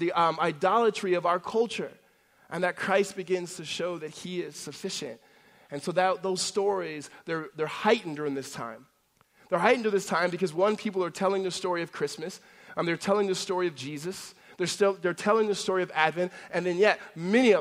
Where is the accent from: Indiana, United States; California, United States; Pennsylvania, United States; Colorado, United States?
California, United States; La Verne; also born or lived in Los Angeles, California; when I was a young kid, we moved from Los Angeles to Laverne, which is Laverne, California. It's a Southern California city